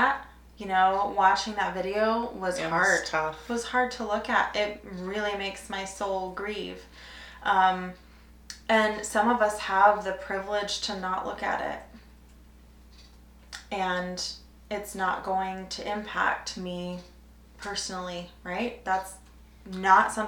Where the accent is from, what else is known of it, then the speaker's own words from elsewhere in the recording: Idaho, United States; I grew up in Idaho